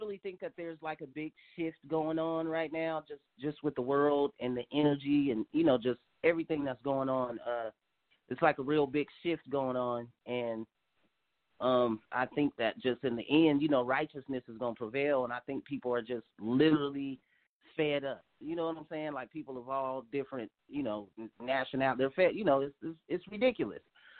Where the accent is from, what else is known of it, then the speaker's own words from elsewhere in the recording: Sacramento, California, United States; Well, I mean, it was, yeah, it does get pretty wild out here, but it ain't nothing in compared to how kind of wild it's gotten now.